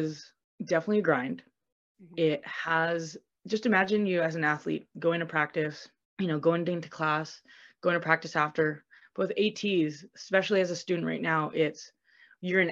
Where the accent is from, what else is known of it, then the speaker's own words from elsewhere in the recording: Vancouver, British Columbia, Canada; moved away as an adult; now in Brampton, Canada; I'm from Vancouver, BC